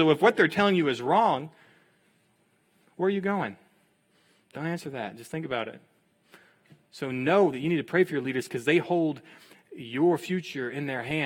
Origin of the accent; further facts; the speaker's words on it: Texas, United States; I'm from Texas. I'm from a town of 500 people